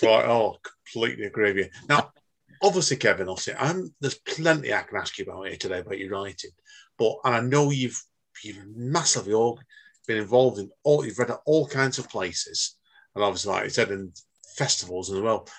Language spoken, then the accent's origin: English; Manchester, North West England, United Kingdom; I was born myself in Manchester